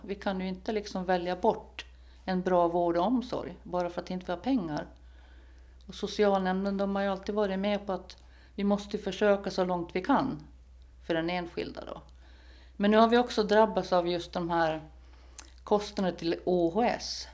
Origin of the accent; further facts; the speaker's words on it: Sweden; now in Föglö, Åland; nu kommer jag från Sverige